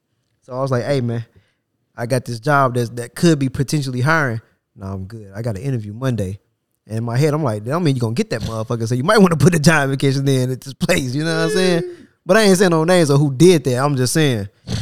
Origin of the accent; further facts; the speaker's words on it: Tennessee, United States; I was born in Tennessee.